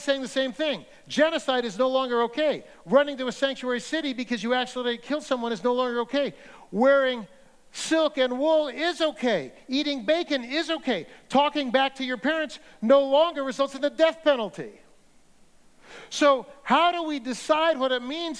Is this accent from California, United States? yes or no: yes; Central Valley, California, United States; I grew up in Central Valley, Baptist, pretty conservative